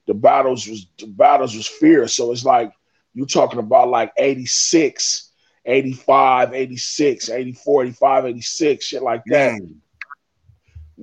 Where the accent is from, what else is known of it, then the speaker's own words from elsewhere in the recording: Inglewood, California, United States; I'm from Inglewood, California